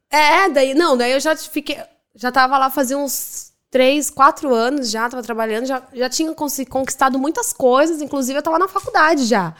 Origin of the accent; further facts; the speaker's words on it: Brazil; moved away as an adult; now in Dublin, Ireland; Eu saí do Brasil sem falar nada de inglês, eu não sabia nada.